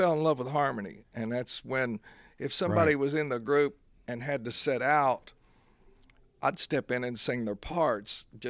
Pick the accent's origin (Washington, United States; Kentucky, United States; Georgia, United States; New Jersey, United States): Kentucky, United States; born there; I was born on August 25th, 1961, Our Lady at Bellefonte Hospital.